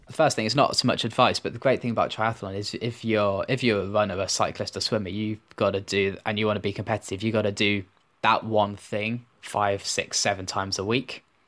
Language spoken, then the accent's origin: English; Birmingham, West Midlands, United Kingdom; I grew up in Birmingham